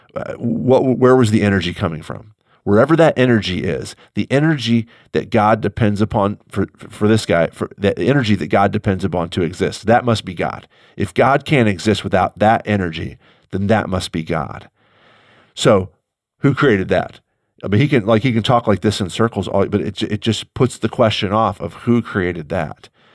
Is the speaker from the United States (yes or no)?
yes; St. Louis, Missouri, United States; I am an American Midwesterner. I have no control over that. I was born in St. Louis you know, I've lived here for almost all of my life